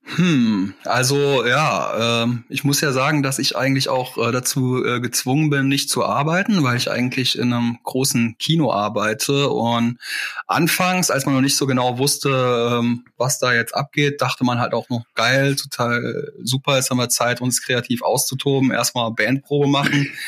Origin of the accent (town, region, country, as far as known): Saarland, Germany; born or raised there